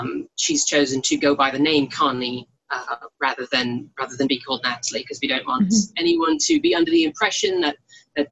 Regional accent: United Kingdom; We're both British

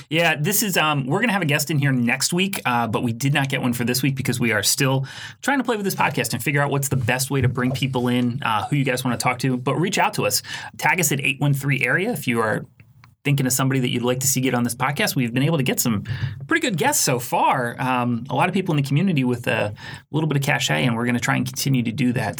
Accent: Philadelphia, Pennsylvania, United States; now in Tampa, United States; I was born and raised in Philadelphia

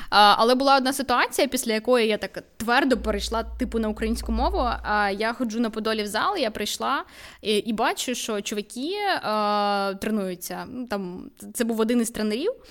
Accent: Vinnytsia, Vinnytsia Oblast, Ukraine; Я теж з Вінниці. Вінниця місто суржика, насправді.

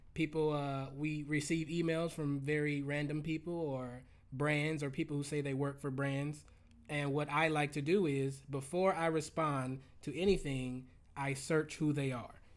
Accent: Los Angeles, California, United States; I'm from Los Angeles

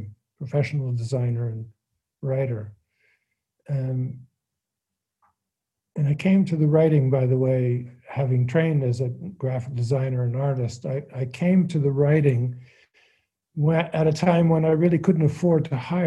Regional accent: Hamilton, Ontario, Canada; growing up in Hamilton

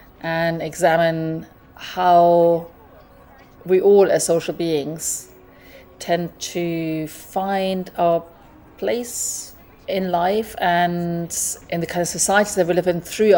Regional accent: Germany; moved away as an adult; also born or lived in Hackney, London; now in London, United Kingdom; based in Hackney, where I've been living pretty much for most of my adult life. I'm originally from Germany, but moved here about 30 years ago.

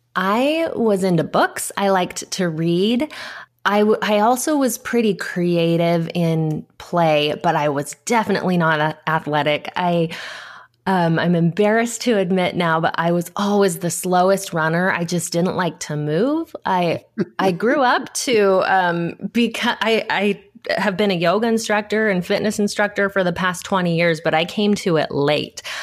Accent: Southern California, United States; I grew up in Southern California, which is where I still live now.

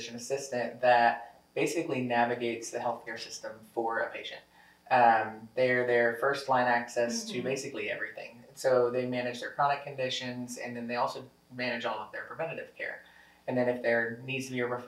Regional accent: Lebanon, Missouri, United States; also born or lived in Springfield, Missouri / Columbia, Missouri / Kansas City; now in Rolla, United States; I grew up in Lebanon.

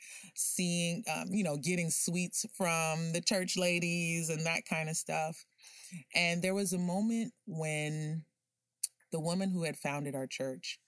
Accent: Miami, Florida, United States; a dark-skinned Haitian girl growing up in Miami

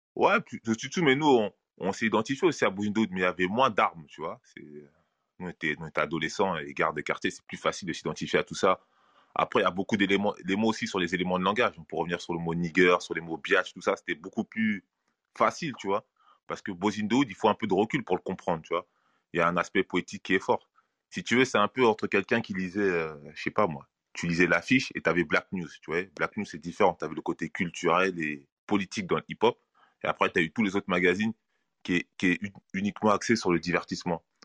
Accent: Sarcelles, Île-de-France, France; je suis de Sarcelles

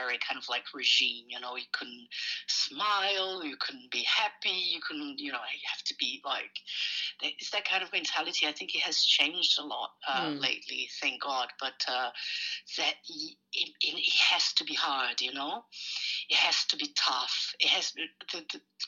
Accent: Brazil; moved away as an adult; also born or lived in Sao Paulo; now in Melbourne, Australia; I'm originally from Brazil, my parents have farms, so I kind of grew up in a farm

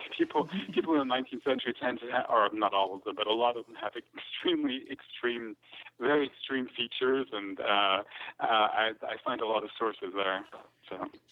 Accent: Scotland, United Kingdom; I grew up in Scotland

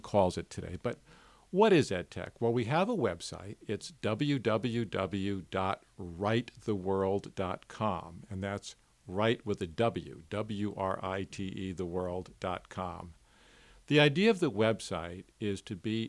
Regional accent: New York City, New York, United States; growing up in New York City and being a teenager in New York City in the 1960s

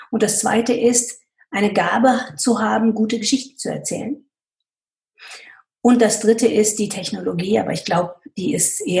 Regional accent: United States; German is a second language; moved away as an adult; now in Germany; Und ich komme aus, dem, aus, aus den USA wo es eine Autorisierung von Interviews überhaupt nicht gibt. Man muss zu dem, was man gesagt hat, stehen. Und als ich nach Deutschland gekommen bin

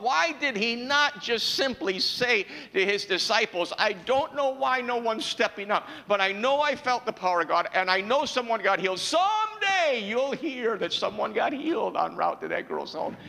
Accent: New York, United States; I was raised in New York

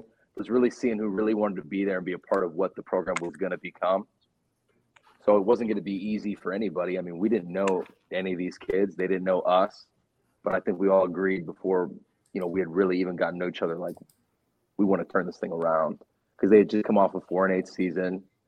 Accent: Pittsburgh, Pennsylvania, United States; moved away as an adult; now in Cincinnati, United States; I'm from Pittsburgh, Pennsylvania

